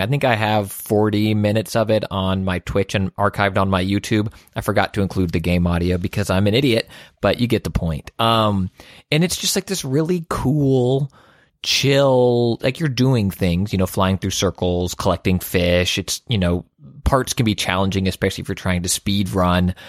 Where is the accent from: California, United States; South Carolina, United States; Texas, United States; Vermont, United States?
Texas, United States; Houston; I'm from Houston